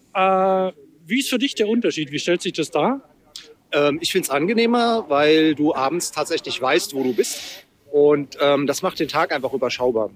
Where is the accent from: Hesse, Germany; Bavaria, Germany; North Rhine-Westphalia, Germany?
Hesse, Germany; Friedberg; Ich komme aus Friedberg, das ist zwischen Gießen und Frankfurt